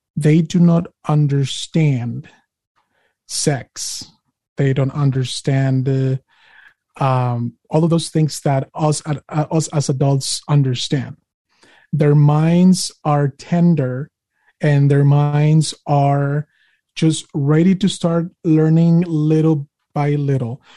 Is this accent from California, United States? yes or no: no; Utah, United States; I'm a Utah and I'm an American